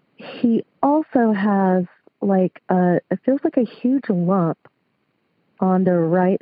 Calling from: Lancaster, California, United States; I'm calling from Lancaster, California.

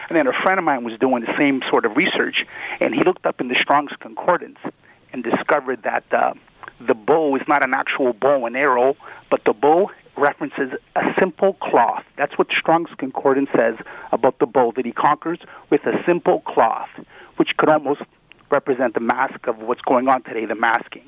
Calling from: Brampton, Ontario, Canada; By the way, it's Brampton, not Brantford.

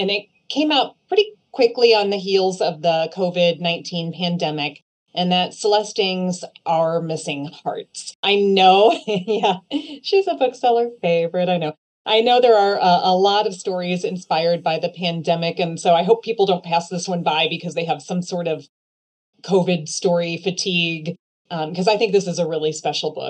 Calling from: Leawood, Kansas, United States; I'm coming from My Barnes & Noble in Leawood, Kansas, and I am going to recommend a book today

